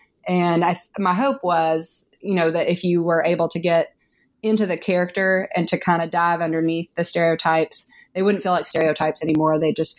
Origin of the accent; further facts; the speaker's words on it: Tennessee, United States; If you drew a line on a map from where I grew up in East Tennessee to Memphis, that line would be longer than if you drew a line from where I grew up in East Tennessee to Canada.